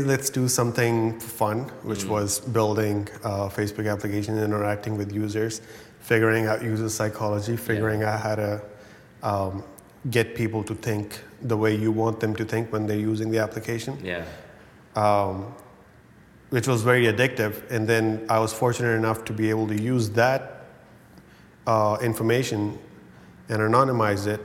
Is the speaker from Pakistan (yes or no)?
yes; Pakistan; I come from Pakistan.